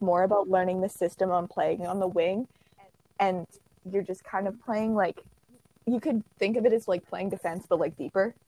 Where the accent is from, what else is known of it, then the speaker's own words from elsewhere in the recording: just outside of Toronto, Ontario, Canada; I'm from just outside of Toronto